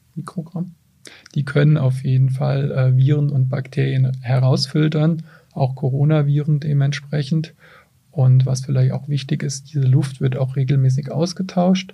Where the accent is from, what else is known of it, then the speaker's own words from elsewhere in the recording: Mainz, Rhineland-Palatinate, Germany; ich als Mainzer